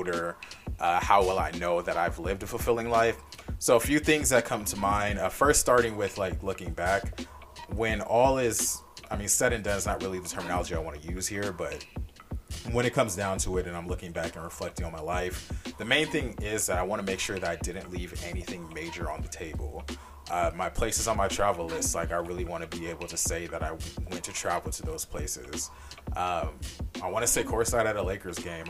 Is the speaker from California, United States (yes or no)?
yes; Los Angeles, California, United States; my hometown, Los Angeles.